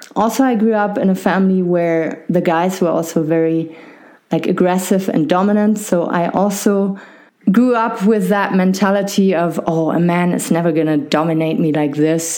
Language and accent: English; Germany; accent: maybe not harsh German; I was uh, born and raised in Germany